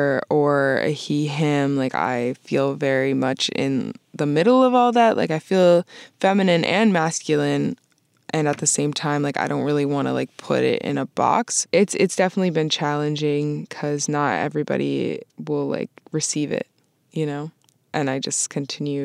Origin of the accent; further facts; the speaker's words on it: Vermont, United States; moved away as an adult; also born or lived in Boston; I grew up in Vermont and I was raised by like my white side of my family